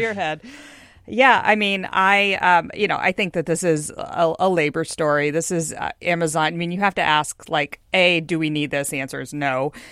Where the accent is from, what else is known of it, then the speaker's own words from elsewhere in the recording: Houston, Texas, United States; now in Seattle, United States; I'm from Houston, uh, land of the, you know, twenty-four-lane Katy Freeway